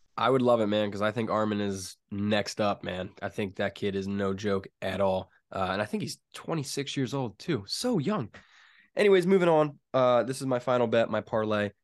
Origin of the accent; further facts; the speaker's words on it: Pennsylvania, United States; I'm from Pennsylvania.